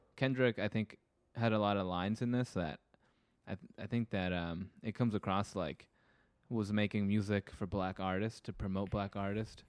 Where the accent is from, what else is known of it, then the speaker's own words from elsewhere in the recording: California, United States; being a Californian